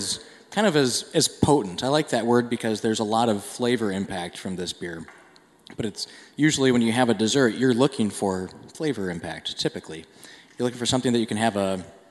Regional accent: Minnesota, United States; I grew up in Minnesota

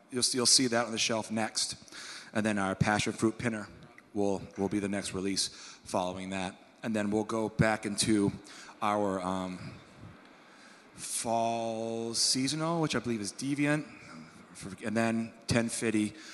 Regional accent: Maine, United States; I'm from Maine

